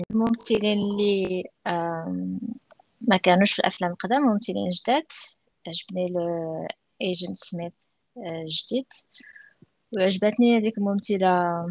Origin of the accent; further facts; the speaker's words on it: Morocco; حنا مغاربه في راسنا شويه تنميلو للنيت في هاد القضيه